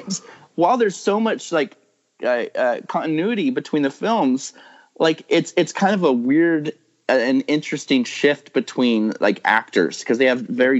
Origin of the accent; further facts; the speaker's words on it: Visalia, California, United States; I grew up in Visalia, which is, I mean, it's not that big. You know, it's getting bigger now